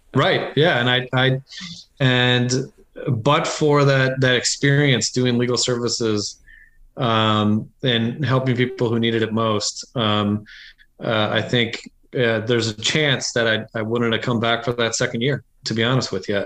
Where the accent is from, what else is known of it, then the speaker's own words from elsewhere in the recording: Iowa, United States; moved away as an adult; also born or lived in New Hampshire; I grew up in Iowa